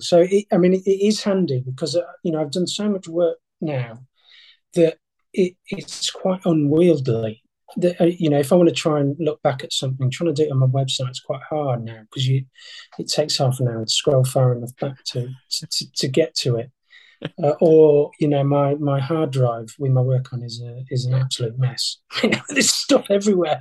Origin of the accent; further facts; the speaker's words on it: Yorkshire and the Humber, United Kingdom; I'm a Yorkshireman